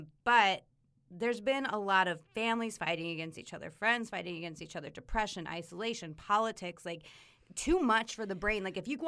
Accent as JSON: {"language": "English", "region": "Colorado", "country": "United States", "tie": "born or raised there", "said": "But I grew up in Colorado. I was there my entire life."}